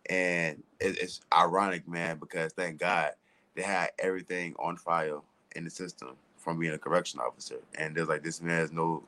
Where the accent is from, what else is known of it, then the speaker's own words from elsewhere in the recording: Florida, United States; moved away as an adult; now in Maine, United States; I always been in Maine. I'm from Florida originally. I just been in Maine. Yeah, I'm from Florida originally. I came in Maine about 5 years ago. I got left here on vacation.